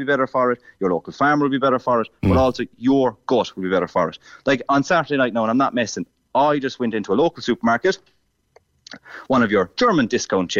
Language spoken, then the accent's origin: English; Ireland; as Irish people